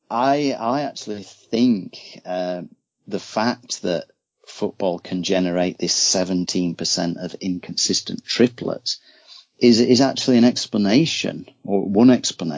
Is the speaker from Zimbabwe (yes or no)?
no; Yorkshire and the Humber, United Kingdom; I'm from Yorkshire, West Yorkshire, so it's a real rugby stronghold